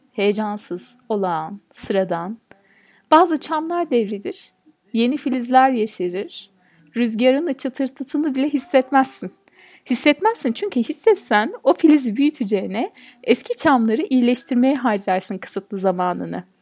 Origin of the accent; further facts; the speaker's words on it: Turkey; ben bir Türk'üm